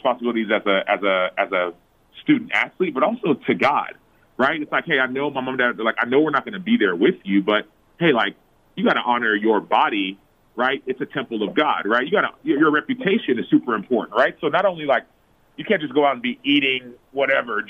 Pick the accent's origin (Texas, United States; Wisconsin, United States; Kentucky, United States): Texas, United States; Dallas; I am from Dallas, Texas. My parents are from Nigeria, actually, and so they were born and raised over there, came to America, and I've been in Texas the last, I don't know, I was born and raised in Texas